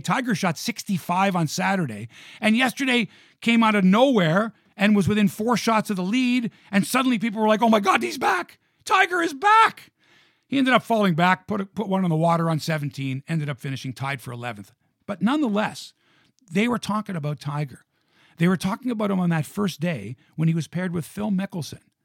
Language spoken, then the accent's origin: English; Toronto, Ontario, Canada; Born and raised in Toronto.